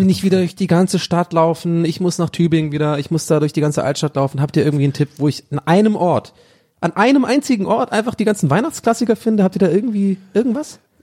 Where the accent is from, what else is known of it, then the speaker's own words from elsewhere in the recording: Ireland; Bei uns in Irland